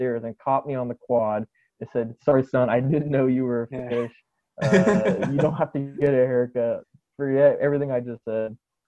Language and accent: English; Columbus, Ohio, United States; moved away as an adult; also born or lived in Texas; I am from Columbus, Ohio